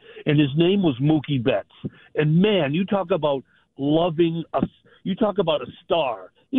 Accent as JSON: {"language": "English", "region": "Massachusetts", "country": "United States", "tie": "born or raised there", "moved": "as an adult", "lives_now": "New Hampshire, United States", "said": "I grew up in Mass."}